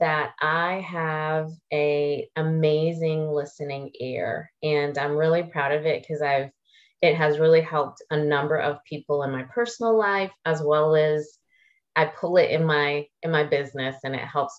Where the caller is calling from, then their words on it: Charlotte, North Carolina, United States; I'm calling in from Charlotte, North Carolina, in the East Coast of the States.